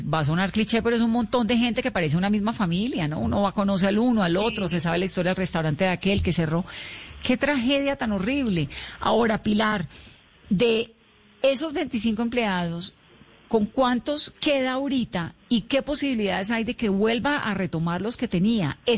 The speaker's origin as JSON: {"language": "Spanish", "town": "San Andrés", "region": "San Andrés, Providencia and Santa Catalina", "country": "Colombia", "tie": "born or raised there", "said": "Yo no nací en San Andrés, pero me trajeron muy pequeña."}